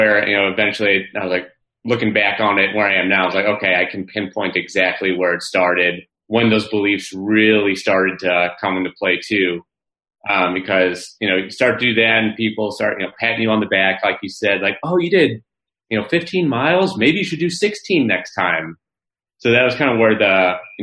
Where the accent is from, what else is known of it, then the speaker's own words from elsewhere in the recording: St. Louis, Missouri, United States; also born or lived in Florida; I'm from St. Louis, so it was away from the family.